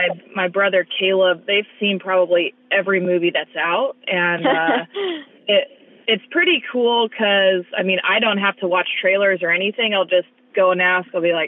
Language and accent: English; California, United States; instead of being raised in Miami, we moved to California, my parents moved to California, and we grew up here